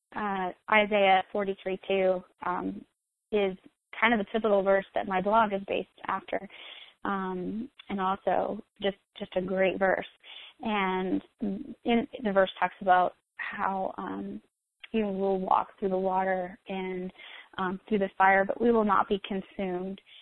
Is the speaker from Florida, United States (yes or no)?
yes; Florida, United States; now in South Carolina, United States; I'm actually originally from Florida, and uh, I was born and raised there